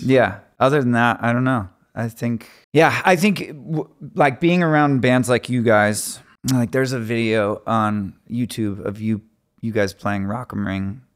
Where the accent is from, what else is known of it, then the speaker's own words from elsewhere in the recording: Phoenix, Arizona, United States; we're from Phoenix, Arizona